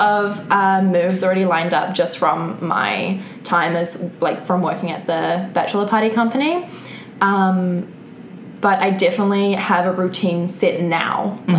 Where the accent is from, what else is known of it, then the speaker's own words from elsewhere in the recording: New Zealand; moved away; New Zealand. And I only started dancing once I left New Zealand.